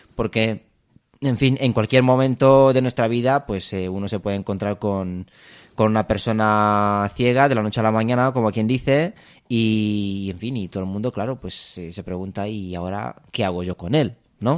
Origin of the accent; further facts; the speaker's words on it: Romania; also born or lived in Madrid, Spain; now in Spain; soy, soy de Rumanía. Em, me vine ya hace, hace muchos años a España